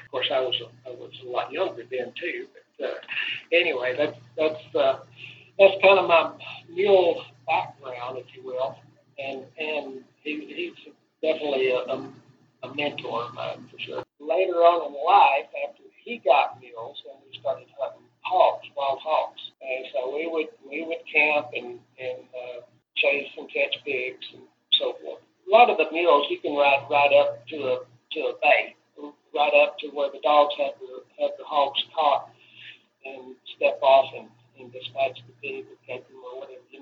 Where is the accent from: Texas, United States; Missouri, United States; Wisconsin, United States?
Texas, United States; Medina; here in my hometown of Medina